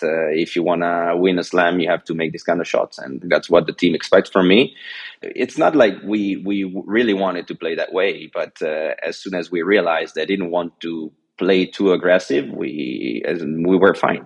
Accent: Geneva, Switzerland; first language French and Italian; English is a second language; also born or lived in China; now in Italy; I was born in Geneva, Switzerland, because my father is Swiss and my mother is Italian, so I already grew up learning two languages, French and Italian

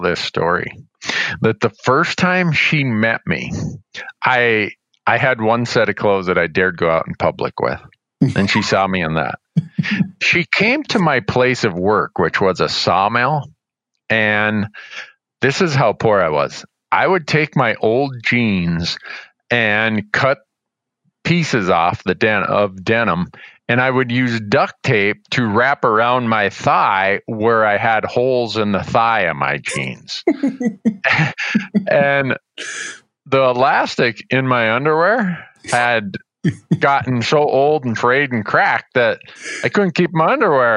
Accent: United States; also born or lived in northwestern Ontario; growing up on the Canadian border and spending a lot of time in Fort Francis, Sioux Narrows, and Kenora

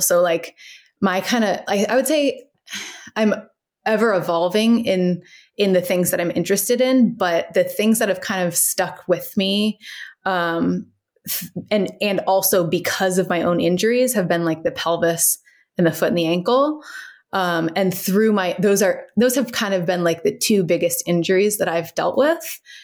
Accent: Cincinnati, Ohio, United States; moved away as an adult; also born or lived in Washington, D.C. / San Francisco, California; now in Fairfax, United States; I grew up in Cincinnati, Ohio, um, and then I moved to D C for college.

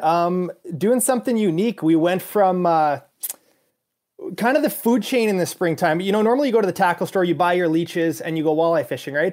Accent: Canada; being a Canadian

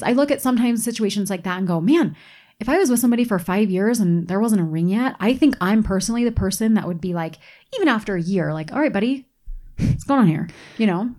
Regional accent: East Coast, United States; now in Utah, United States; where I grew up on the East Coast

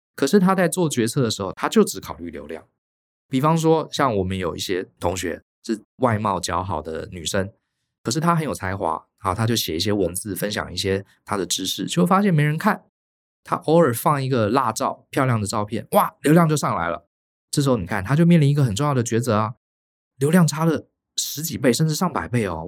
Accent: Taiwan; 我们台湾人

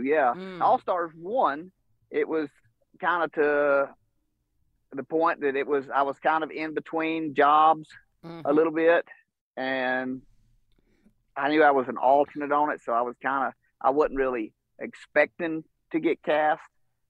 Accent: Georgia, United States; I'm from North Georgia, which, you know, I'm probably, as a crow flies, probably 2 hours from Knoxville or something like

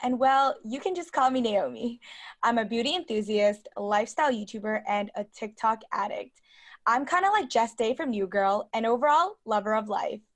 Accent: New York City, New York, United States; also born or lived in Hong Kong; I was born in Hong Kong, and I was raised in Brooklyn, New York

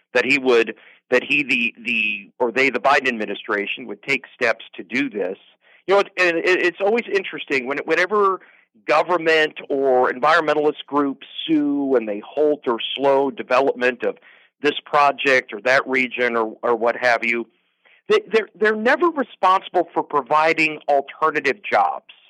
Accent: Nebraska, United States; now in Alaska, United States; I grew up in Nebraska.

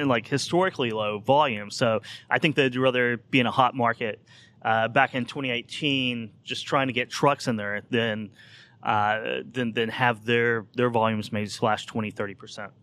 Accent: Oklahoma, United States; I grew up in Oklahoma in the eighties during the oil depression there

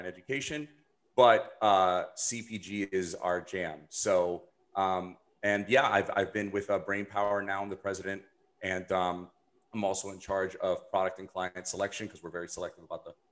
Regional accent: Miami, Florida, United States; I'm from Miami

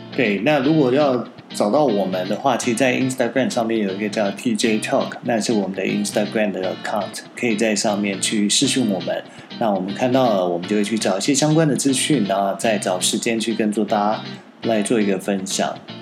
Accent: Taiwan; also born or lived in Shanghai; 我是比较一个土生土长的台湾小孩，没有待过美国，但我在上海也工作过几年的时间

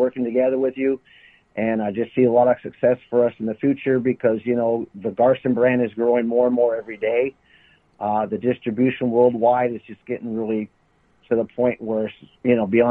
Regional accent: California, United States; I grew up in California

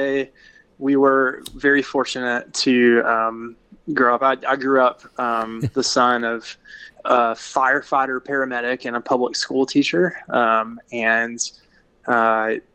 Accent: upstate South Carolina, United States; I grew up in the upstate of South Carolina, actually. About halfway between Greenville and Clemson.

